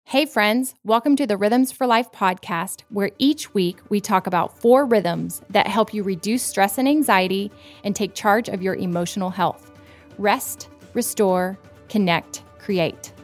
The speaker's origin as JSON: {"language": "English", "region": "Florida", "country": "United States", "tie": "born or raised there", "also_born_or_lived": "Virginia", "moved": "as an adult", "lives_now": "Tennessee, United States", "said": "I grew up in Florida where we didn't have seasons"}